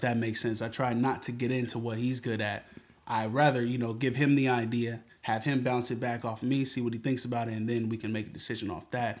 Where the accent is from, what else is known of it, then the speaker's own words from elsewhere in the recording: Seattle, Washington, United States; Born and raised in Seattle. Grew up on Henderson.